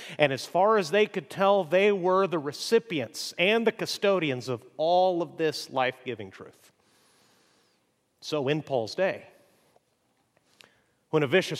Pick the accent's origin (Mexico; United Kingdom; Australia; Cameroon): Mexico; As I've mentioned, I grew up in Mexico